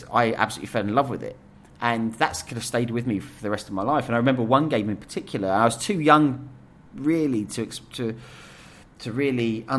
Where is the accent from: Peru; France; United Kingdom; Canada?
United Kingdom; Essex, East of England; we grew up in Essex